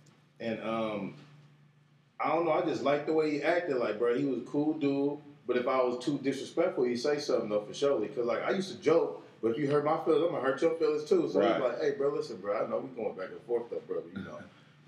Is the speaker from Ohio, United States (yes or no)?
no; California, United States; also born or lived in Orange County; I was born in SoCal.